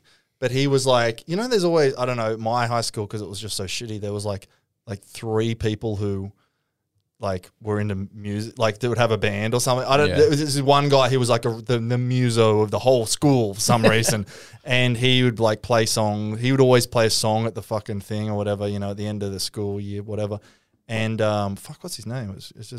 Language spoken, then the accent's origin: English; Caboolture, Queensland, Australia; I'm from Caboolture too.